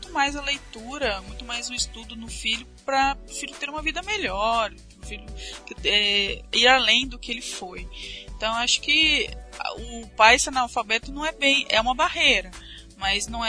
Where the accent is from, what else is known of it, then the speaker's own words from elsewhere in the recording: Curitiba, Paraná, Brazil; Eu sou de Curitiba.